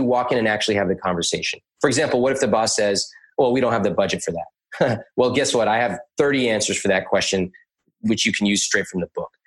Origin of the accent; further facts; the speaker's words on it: United States; I grew up in America.